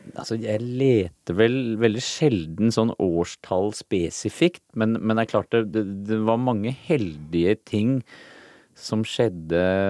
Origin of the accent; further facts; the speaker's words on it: Norway; moved away; also born or lived in United States; foreldrene mine, da, som var hippier her hjemme i Norge